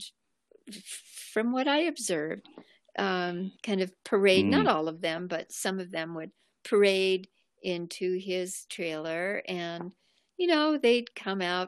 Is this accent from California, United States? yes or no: yes; Los Angeles, California, United States; I was raised two miles away from the ocean in Mar Vista